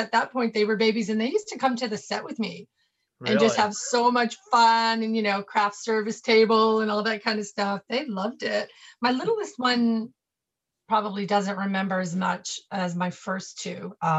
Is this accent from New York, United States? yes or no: yes; New York, United States; born there; also born or lived in Florida; And so I was born in New York, moved to Florida, and moved back to New York to study acting.